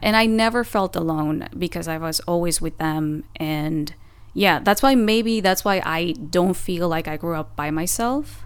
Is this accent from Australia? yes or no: no; Oaxaca, Mexico; first language Spanish; English is a second language; moved away as an adult; also born or lived in Puebla, Mexico; now in Los Angeles, United States; my hometown, Oaxaca